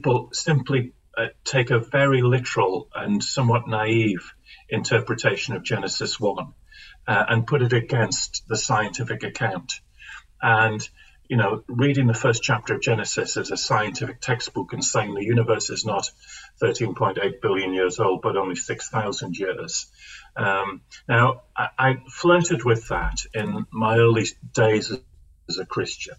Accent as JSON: {"language": "English", "area": "the Northeast", "region": "North East England", "country": "United Kingdom", "tie": "born or raised there", "said": "I grew up in the Northeast"}